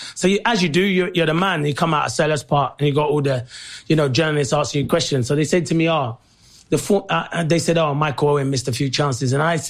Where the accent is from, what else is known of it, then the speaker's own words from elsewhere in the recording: London, United Kingdom; growing up, South London, on the estates